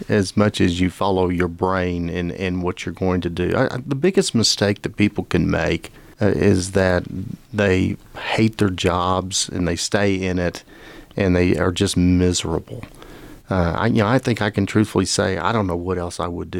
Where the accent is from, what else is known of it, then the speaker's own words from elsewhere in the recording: Lubbock, Texas, United States; also born or lived in Madison, Wisconsin / Austin / San Diego / Phoenix; I grew up in Lubbock, and my family was affected by the 1970 tornado